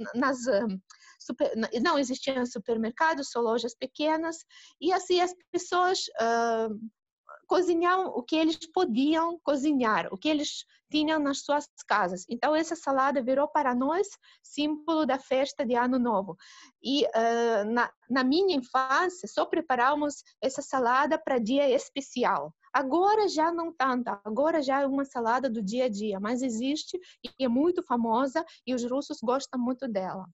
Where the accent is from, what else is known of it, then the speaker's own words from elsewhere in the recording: Russia; Portuguese is a second language; Imagine ter uma vizinha que é brasileira aqui na Rússia